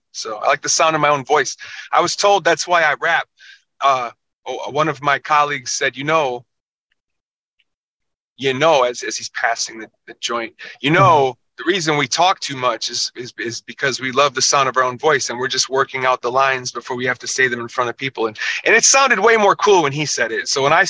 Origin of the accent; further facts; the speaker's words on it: Minneapolis, Minnesota, United States; Yeah. I kind of was in the same 2 square miles pretty much the majority of my life.